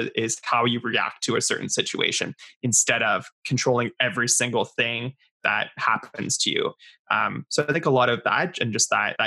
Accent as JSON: {"language": "English", "town": "Ottawa", "region": "Ontario", "country": "Canada", "tie": "born or raised there", "also_born_or_lived": "Creston, British Columbia", "said": "I grew up in Ottawa, in beautiful Ottawa, Ontario"}